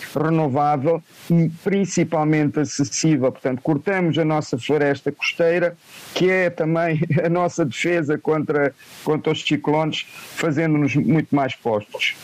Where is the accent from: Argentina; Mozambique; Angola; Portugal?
Mozambique; Beira, Sofala; sou natural da Beira